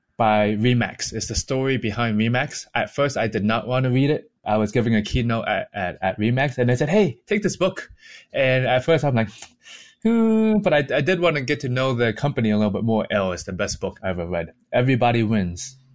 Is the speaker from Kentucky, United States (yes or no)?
no; Boston, Massachusetts, United States; also born or lived in Hong Kong; I was born in Hong Kong, and I came to, to Boston when I was six years old.